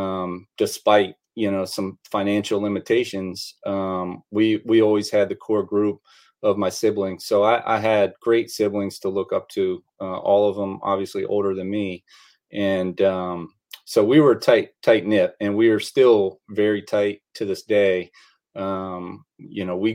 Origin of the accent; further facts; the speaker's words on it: Bowie, Maryland, United States; I grew up in a town called Bowie, Maryland, which is about 15 miles northeast of Washington, D.C.